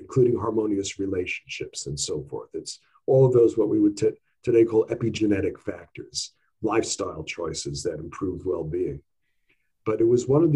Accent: New York City, New York, United States; I grew up in New York, in Queens, in really almost at Long Island, at the far end of Queens

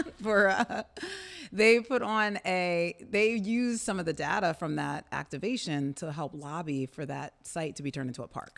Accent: Camden, New Jersey, United States; I'm a Camden native, I'm a singer, I'm a mother, and a champion of the arts community here in my hometown

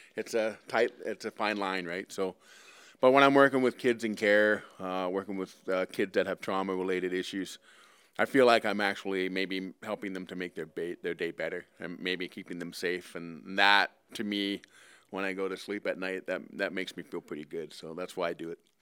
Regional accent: Eastern Tennessee, United States; also born or lived in Ottawa, Canada; now in Edmonton, Canada; I lived in Eastern Tennessee, and I played all my football in the U S

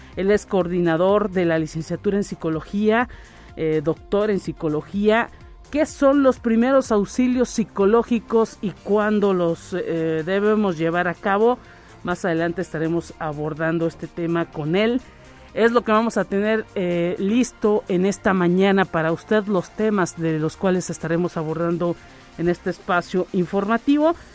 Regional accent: Mexico; como mexicanos

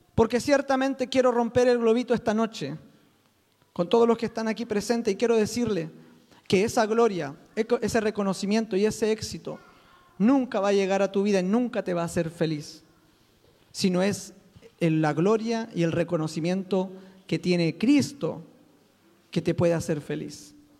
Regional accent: Chile; soy chileno

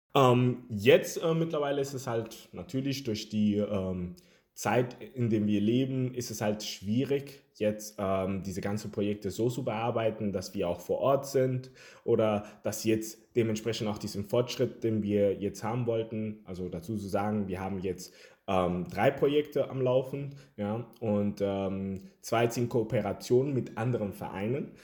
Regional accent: Germany; also born or lived in Havana, Cuba; weil ich aus Kuba komme und ja, lebe seit einigen Jahren hier in Deutschland und ja, äh, hier aufgewachsen

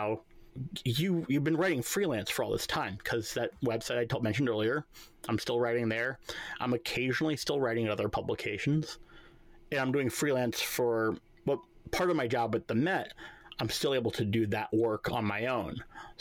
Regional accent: New York, United States; I'm a New Yorker

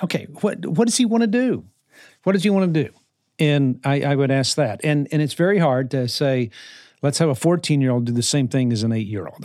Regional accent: New Orleans, Louisiana, United States; I was raised in New Orleans

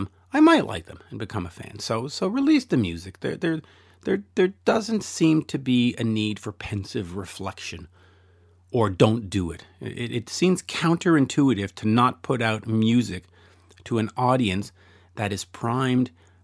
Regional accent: Canada; I'm Canadian

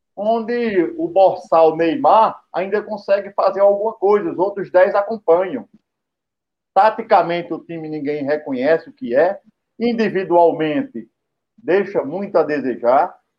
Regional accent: Brazil; Eu, como brasileiro

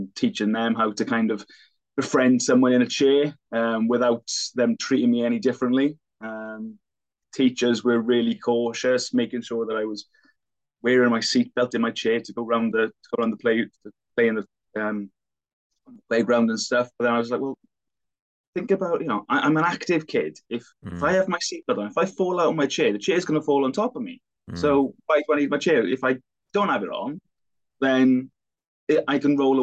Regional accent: Welsh Valleys, Wales, United Kingdom; as you are as a Welsh Valleys boy

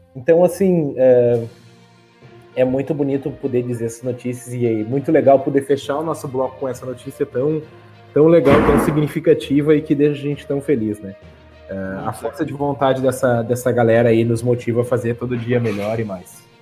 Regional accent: Esteio, Rio Grande do Sul, Brazil; como bom esteiense

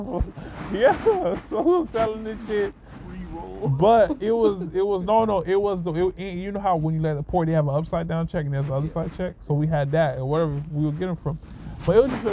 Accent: Miami, Florida, United States; moved away; growing up in Miami

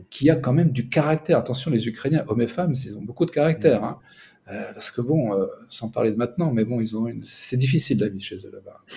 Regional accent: southern France, France; now in Moscow, Russia; Moi je suis plutôt du sud

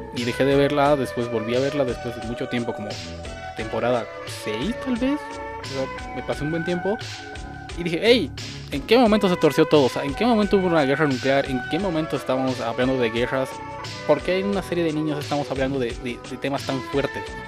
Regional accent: Bolivia

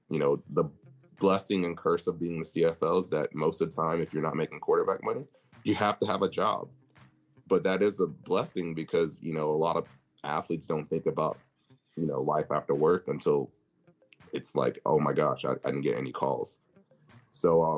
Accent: Arlington, Texas, United States; also born or lived in Mansfield, Texas; I'm from Arlington area, Mansfield, which Arlington, Texas, if you go look that up, that's where Dallas Cowboys are. So I grew up a fan

